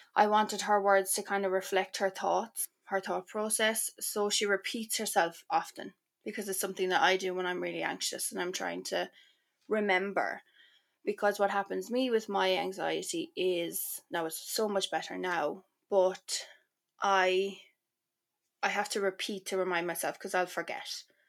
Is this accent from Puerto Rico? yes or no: no; Ireland; moved away; also born or lived in Milan, Italy; I feel like as an Irish person